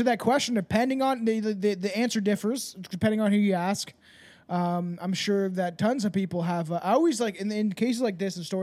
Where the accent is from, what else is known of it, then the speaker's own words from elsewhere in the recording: Canada; I'm Canadian